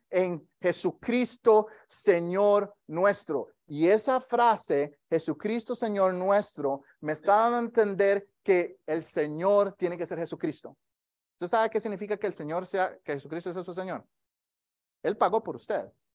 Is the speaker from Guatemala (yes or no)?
no; Costa Rica; moved away; yo, soy de Costa Rica